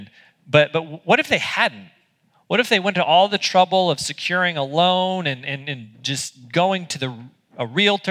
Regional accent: United States; as an American

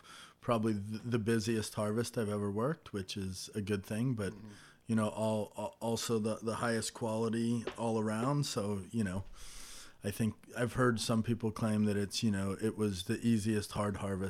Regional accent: Napa, California, United States; I was born and raised in Napa, not in the wine industry. My father is a retired cement truck driver, and my mother is retired from working in administration at the local hospital. So I moved home from college

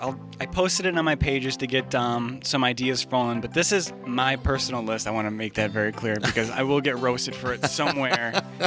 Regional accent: Niagara Falls, New York, United States; An entrepreneur, born and raised in Niagara Falls, New York.

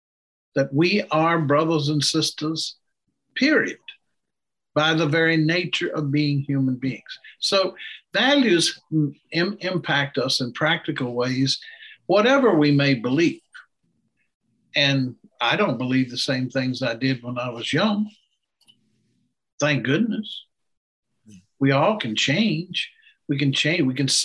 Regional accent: United States; Yes, it's part of American democracy, but I also do it because my value system won't let me

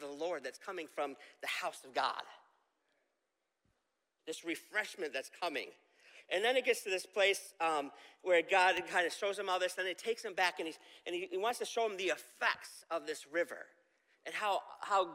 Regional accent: Camillus, New York, United States; growing up in Camillus, I had a park behind my house called Shove Park

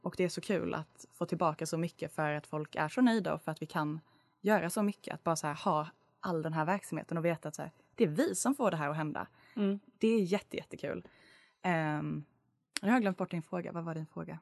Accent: Lund, Skåne, Sweden; moved away as an adult; now in Uppsala, Sweden; jag är från Lund

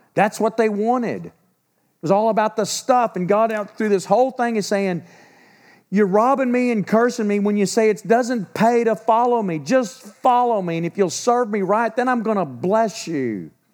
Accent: Texas, United States; I'm a Texan

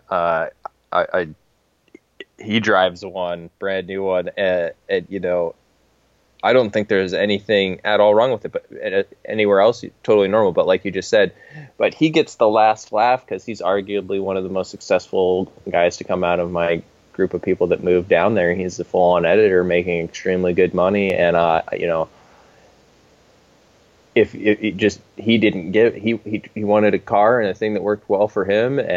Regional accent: Washington, United States; I just want to, you know, fit fit in with the folks around here. And I came from Eastern country version Washington.

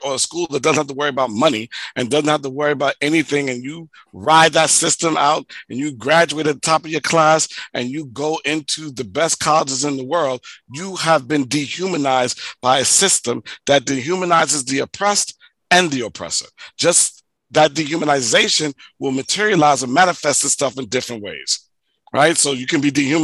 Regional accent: New York City, New York, United States; as an African-American growing up in the United States, living in Hollis, Queens, who was poor

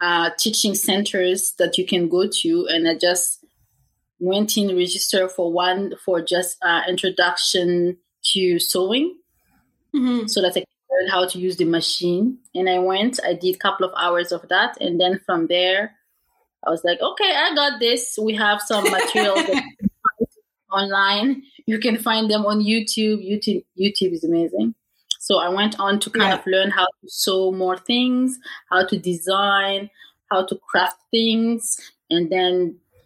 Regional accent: Burkina Faso; moved away as an adult; now in Edmonton, Canada; I'm originally from Burkina Faso, which is a West African country, and I actually moved to Edmonton back in 2006 to pursue my studies.

